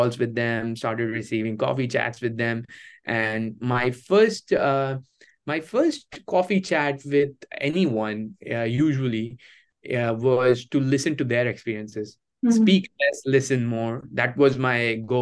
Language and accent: English; India; moved away as an adult; now in United States; my hometown in India